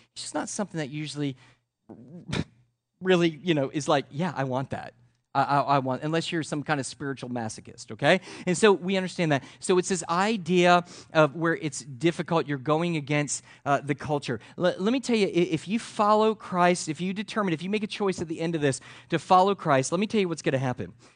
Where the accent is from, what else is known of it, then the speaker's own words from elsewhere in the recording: United States; That's how we live as Americans